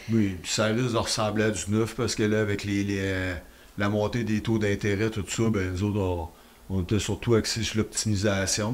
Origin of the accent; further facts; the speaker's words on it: Rivière-du-Loup, Quebec, Canada; moved away as an adult; now in Rimouski, Canada; J'étais originaire de la Rivière-du-Loup, j'avais déjà de l'immobilier là.